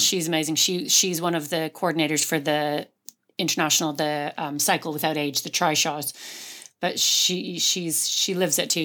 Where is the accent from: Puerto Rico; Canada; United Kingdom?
Canada; now in West Cork, Ireland; I'm Canadian, so moving here